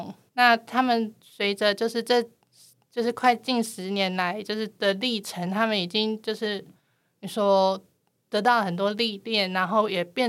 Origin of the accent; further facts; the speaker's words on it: Taiwan; 那我是台湾的漫画家